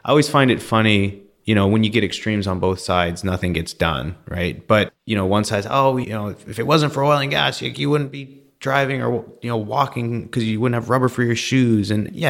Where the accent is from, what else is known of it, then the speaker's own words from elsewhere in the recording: Canada; and I'm from Canada, so I'm going to say it was probably like 15 degrees, 10 degrees Celsius.